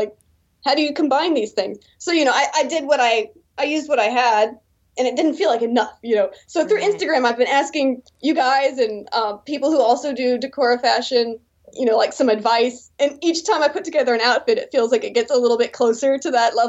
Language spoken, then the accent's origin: English; Texas, United States; moved away as an adult; now in South Korea; Yes, I'm American. I'm from Texas originally.